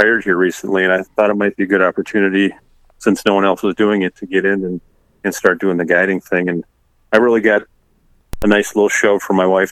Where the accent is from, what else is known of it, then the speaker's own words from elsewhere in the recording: Lake Vermilion, Minnesota, United States; now in Jordan, United States; I grew up on Lake Vermilion, which a lot of people are familiar with in Minnesota